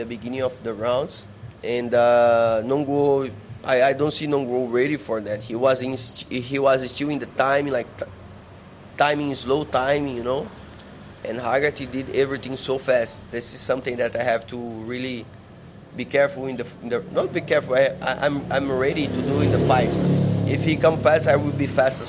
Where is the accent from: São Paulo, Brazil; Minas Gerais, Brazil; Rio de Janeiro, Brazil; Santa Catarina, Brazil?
São Paulo, Brazil; English is a second language; moved away as an adult; now in Thailand; I come from Sao Paulo, from not rich family